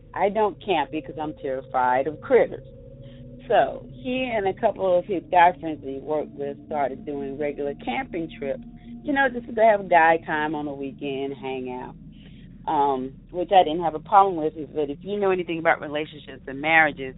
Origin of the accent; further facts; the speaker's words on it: Triad area, North Carolina, United States; I'm from North Carolina in the Triad area